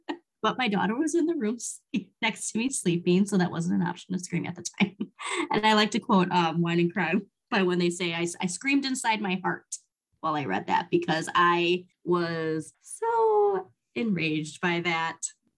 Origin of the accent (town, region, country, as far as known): United States